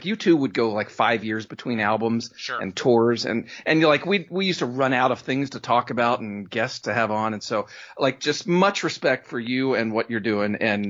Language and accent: English; Pennsylvania, United States; moved away as an adult; I grew up outside Philadelphia, … country.